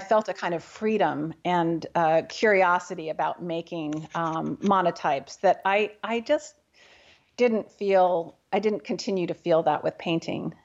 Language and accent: English; New Haven, Connecticut, United States; now in Bainbridge Island, United States; I grew up in New Haven, Connecticut.